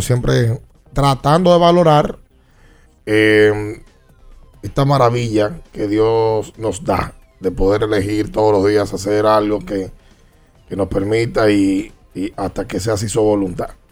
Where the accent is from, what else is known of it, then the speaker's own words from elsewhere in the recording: Dominican Republic; nosotros como dominicanos